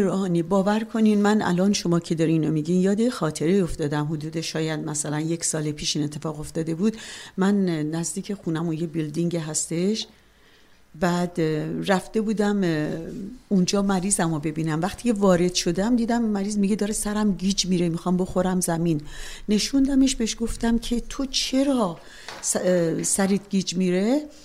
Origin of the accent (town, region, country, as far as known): Tehran, Tehran Province, Iran; born or raised there; moved away as an adult; also born or lived in Chalus, Iran; now in Canada